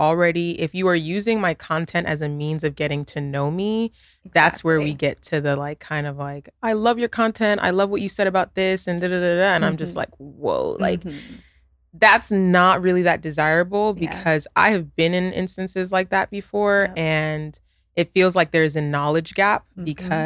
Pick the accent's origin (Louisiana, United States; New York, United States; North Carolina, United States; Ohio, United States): New York, United States; I have siblings, you know, I'm from New York, you know, like we don't share the same experience in getting to know each other.